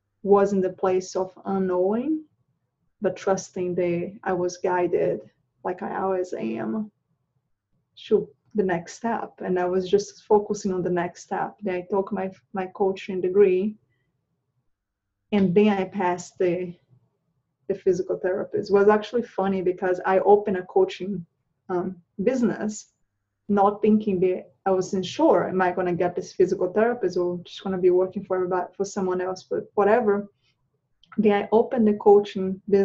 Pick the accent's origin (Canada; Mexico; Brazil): Brazil; moved away as an adult; also born or lived in Charlotte, North Carolina; now in United States; I moved from Brazil. I'm originally from Brazil. I moved from Brazil about 10 years ago.